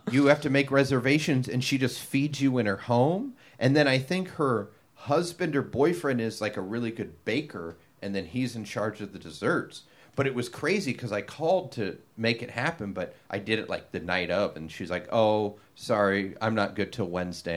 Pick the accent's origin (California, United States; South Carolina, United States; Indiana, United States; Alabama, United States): California, United States; Long Beach; I grew up in Long Beach.